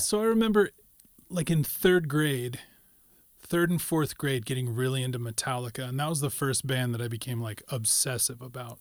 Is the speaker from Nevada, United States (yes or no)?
yes; Carson City, Nevada, United States; born or raised there; also born or lived in Sacramento